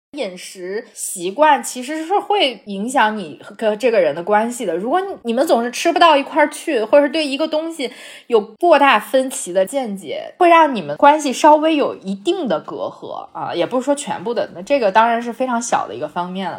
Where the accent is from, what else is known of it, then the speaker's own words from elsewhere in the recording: North China, China; 我从小生活在华北地区